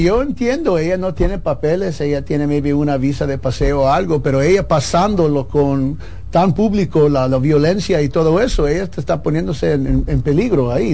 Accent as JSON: {"language": "Spanish", "region": "New York", "country": "United States", "tie": "born or raised there", "second_language": "Spanish", "said": "Yo nací en Nueva York, so poco a poco fui prendiendo En la radio allá tengo 15 años trabajando en eso, entonces mi acento es un poco machucado"}